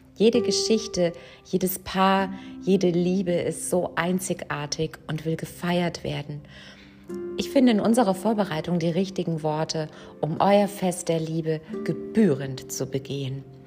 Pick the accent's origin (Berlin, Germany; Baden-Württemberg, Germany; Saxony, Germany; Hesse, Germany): Baden-Württemberg, Germany; Mannheim; Ich komme aus Mannheim